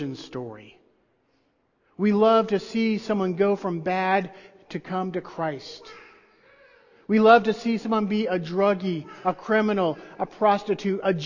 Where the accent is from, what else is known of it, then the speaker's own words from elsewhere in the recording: outside of Nashville, Tennessee, United States; I grew up outside of Nashville, Tennessee